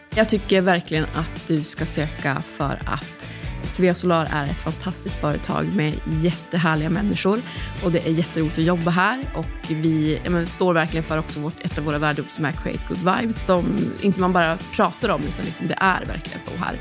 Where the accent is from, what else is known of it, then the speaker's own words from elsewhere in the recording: Kalix, Norrbotten County, Sweden; moved away; jag är från Kalix, Norrbotten